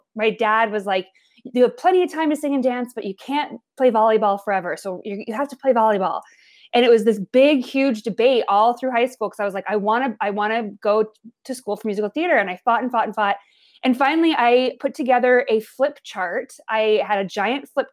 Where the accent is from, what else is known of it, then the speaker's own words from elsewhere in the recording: Billings, Montana, United States; now in New York, United States; I was born and raised in Billings, Montana, which is the largest city in Montana